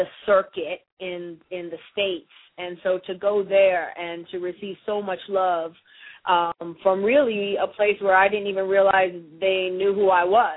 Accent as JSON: {"language": "English", "town": "Windsor", "region": "Ontario", "country": "Canada", "also_born_or_lived": "Detroit", "moved": "yes", "said": "I'm from Windsor, Ontario, Canada."}